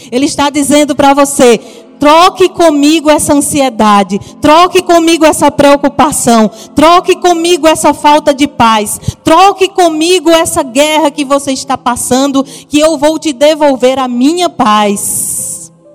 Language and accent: Portuguese; Paraíba, Brazil; accent: Paraíba; Se você está ouvindo um sotaquezinho diferente, é lá da Paraíba